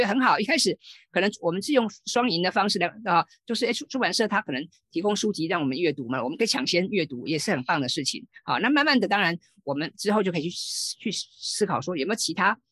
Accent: Taiwan; 我们台湾人或者我们华人

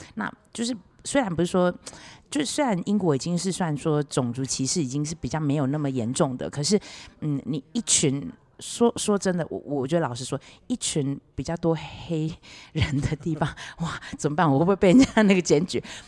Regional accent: Beigang, Yunlin County, Taiwan; moved away; 台湾的北港是我的老家

